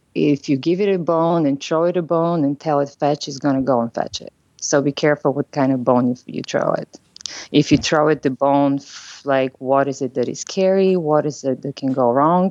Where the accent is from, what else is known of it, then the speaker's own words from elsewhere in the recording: Bulgaria; English is a second language; now in San Francisco, United States; I'm originally from Bulgaria, so I know that my accent is something that people notice when I speak.